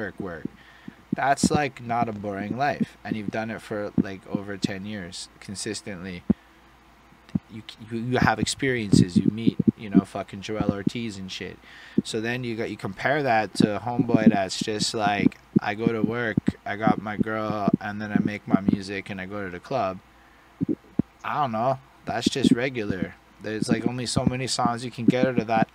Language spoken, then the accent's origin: English; Montreal, Quebec, Canada; I'm an English Montrealer